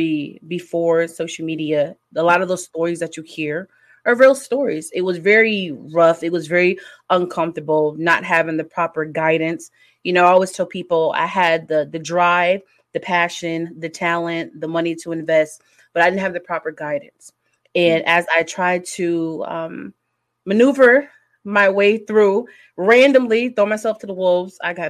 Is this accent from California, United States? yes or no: no; Connecticut, United States; moved away as an adult; now in Indiana, United States; I'm originally from Connecticut, but as of like right now, I reside in the Midwest in Indiana.